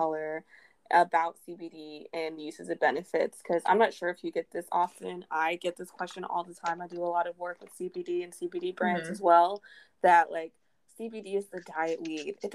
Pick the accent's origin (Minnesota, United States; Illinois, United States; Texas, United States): Texas, United States; Houston; moved away; I come from Houston. I come from an illegal state.